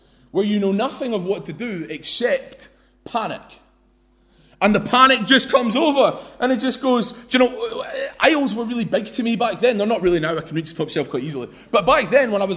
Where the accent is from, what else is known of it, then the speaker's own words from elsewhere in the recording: London, United Kingdom; I was born in East London